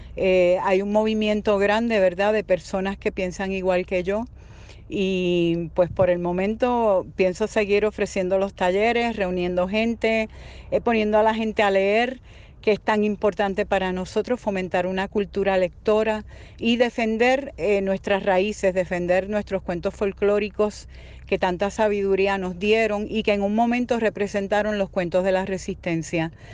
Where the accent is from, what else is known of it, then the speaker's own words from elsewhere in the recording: Puerto Rico; Saludos desde Puerto Rico